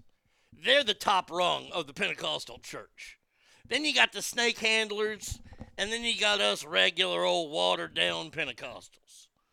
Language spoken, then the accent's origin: English; the South, United States; growing up in the South, being in church, if you didn't stand where the pastor stood, boof, people are going to talk some shit.